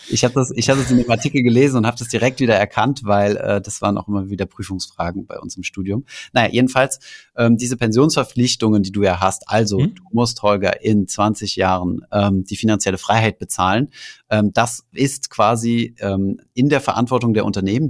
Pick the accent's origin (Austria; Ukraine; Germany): Germany; bei uns in Deutschland